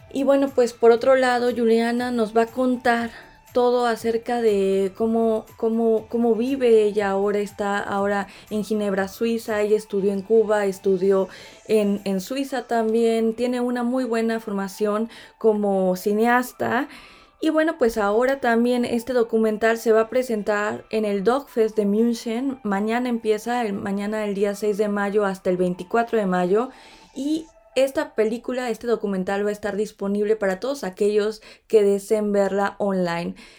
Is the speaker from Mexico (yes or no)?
yes; Mexico; now in Stuttgart, Germany; como una mexicana en Stuttgart